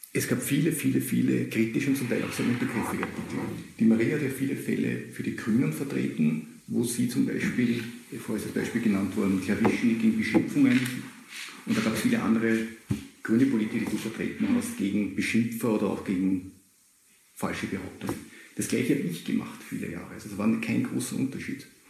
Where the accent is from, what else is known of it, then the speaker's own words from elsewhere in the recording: Austria; bei uns in Österreich